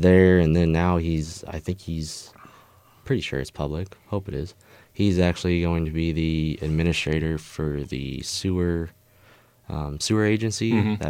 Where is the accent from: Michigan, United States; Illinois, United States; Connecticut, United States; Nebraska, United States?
Nebraska, United States; Papillion; also born or lived in South Korea; Yeah, I grew up in Papillion, went from grade school to junior high to high school all through Papillion, mm-hmm, and then, I mean, that's what I call home.